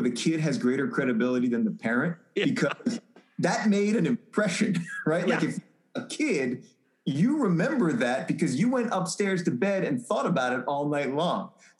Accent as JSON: {"language": "English", "town": "Baltimore", "region": "Maryland", "country": "United States", "tie": "born or raised there", "moved": "yes", "lives_now": "Philadelphia, United States", "said": "born and raised in Baltimore."}